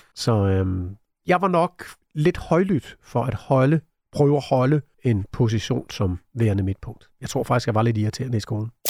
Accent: Næstved, Zealand, Denmark; moved away; also born or lived in London; født og opvokset i Næstved

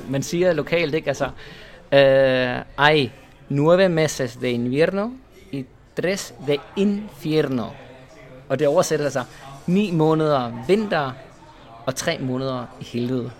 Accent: Esbjerg, Southern Denmark, Denmark; moved away as an adult; also born or lived in Spain; now in Malaga, Spain; Jeg er født i Esbjerg

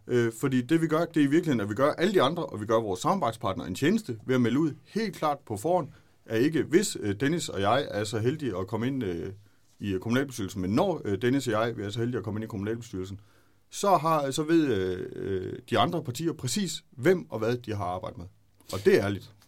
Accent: Brudager, Southern Denmark, Denmark; jeg er født og opvokset ude i Brudager

